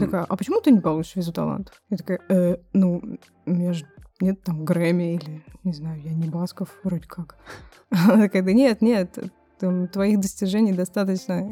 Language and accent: Russian; Nizhny Novgorod, Nizhny Novgorod Oblast, Russia; moved away as an adult; now in Brighton, United Kingdom; похож на мой родной город, я из Нижнего Новгорода